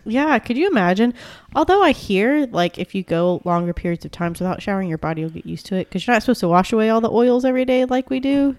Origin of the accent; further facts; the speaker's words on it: United States; I'm a stupid American